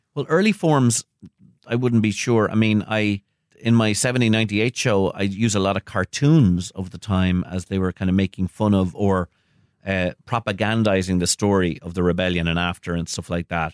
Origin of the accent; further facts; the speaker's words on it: Ireland; also born or lived in United States; I'm an American citizen myself, um, though I grew up in Ireland.